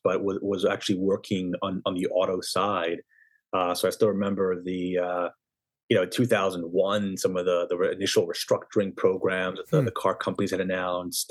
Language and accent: English; United States; also born or lived in Israel; now in Westfield, United States; I was actually born in Israel, and family moved here when I was 6 years old, and kind of lived and grew up in the tri-state area since then